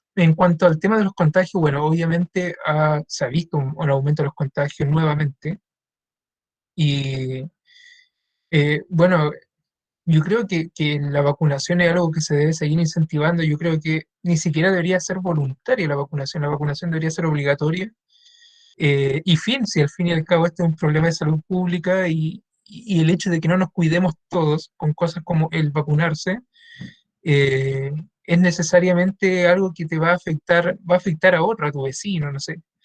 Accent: La Calera, Valparaíso, Chile; en Calera, que es en mi pueblo

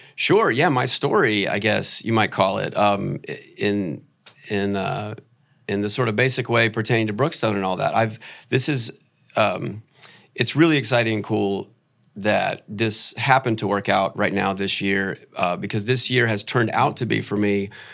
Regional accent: Atlanta, Georgia, United States; also born or lived in New York; I grew up around Atlanta

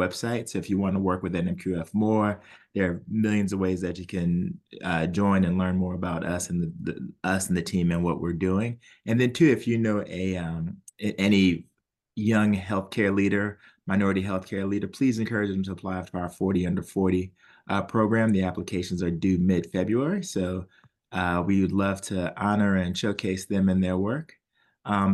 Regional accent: New Orleans, Louisiana, United States; moved away; I'm from New Orleans

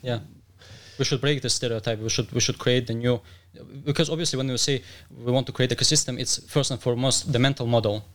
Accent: Dagestan, Russia; I'm from Dagestan

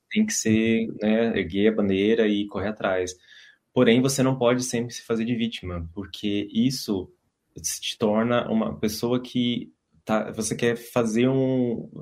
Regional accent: São José do Rio Pardo, São Paulo, Brazil; moved away as an adult; now in Dublin, Ireland; sou do Brasil, moro em Dublin

